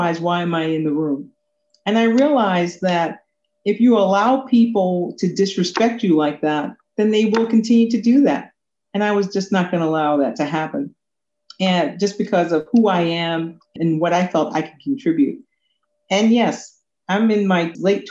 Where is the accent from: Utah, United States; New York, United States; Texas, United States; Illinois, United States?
New York, United States; born or raised there; also born or lived in Kingston, Jamaica